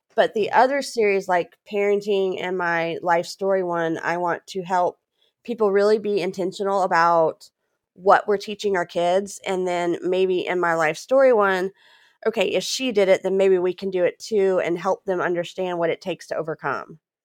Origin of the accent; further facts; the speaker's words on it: Louisiana, United States; moved away as an adult; also born or lived in Texas / New Hampshire; I was born in Texas. My family moved to Louisiana in eighty-eight